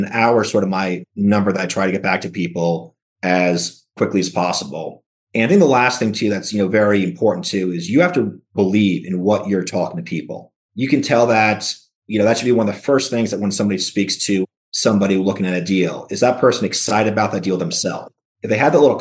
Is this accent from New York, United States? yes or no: yes; New York, United States; moved away; my hometown, New York